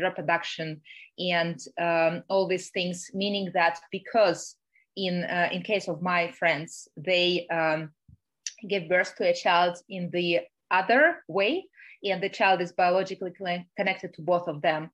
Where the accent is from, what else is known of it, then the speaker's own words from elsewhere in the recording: Russia; moved away; I'm originally from Russia and I still have a Russian passport